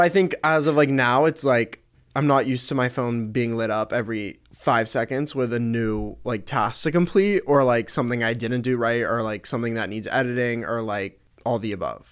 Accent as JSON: {"language": "English", "town": "Atlanta", "region": "Georgia", "country": "United States", "tie": "born or raised there", "moved": "as an adult", "lives_now": "Los Angeles, United States", "said": "I'm from Atlanta. I grew up there, um, for eighteen years, and then I moved out here."}